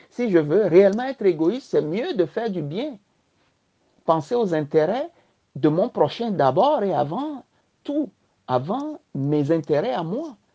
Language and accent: French; Bassar, Kara Region, Togo; moved away; also born or lived in Palimé / Tabligo / Lomé; Ensuite, je suis né à Palimé, dans le sud-ouest. J'ai fait mes premiers pas d'écolier à Tabligo dans le sud-est et ensuite j'ai grandi à Bassa, dans le nord-ouest. Ensuite, je suis redescendu à Lomé où j'ai fréquenté, j'ai fait le lycée